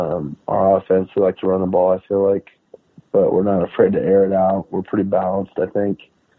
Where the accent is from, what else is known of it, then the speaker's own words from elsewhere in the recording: Mishawaka, Indiana, United States; I grew up in Mishawaka, which is like 2 minutes from South Bend